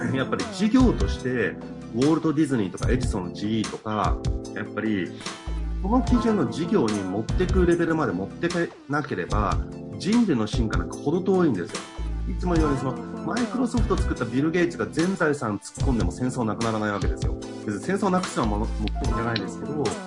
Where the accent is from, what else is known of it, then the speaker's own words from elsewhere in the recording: Hachioji, Tokyo, Japan; 僕八王子出身だから多摩地区